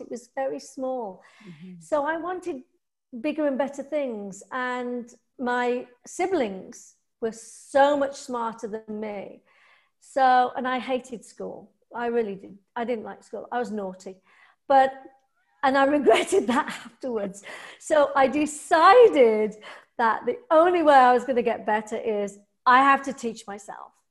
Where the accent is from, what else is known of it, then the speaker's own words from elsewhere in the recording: England, United Kingdom; I'm English